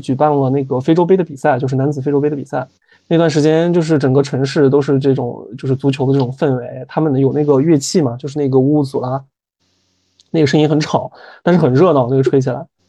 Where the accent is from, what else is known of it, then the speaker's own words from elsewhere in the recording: Northwest China, China; moved away as an adult; also born or lived in Cameroon; 因为我之前我是北方人嘛，我家是西北这边，其实吃海鲜吃得不是很多